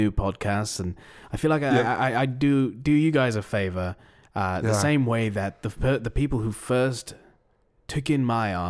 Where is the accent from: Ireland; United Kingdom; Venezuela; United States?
United Kingdom; East of England; now in London, United Kingdom; I'm not from London, actually.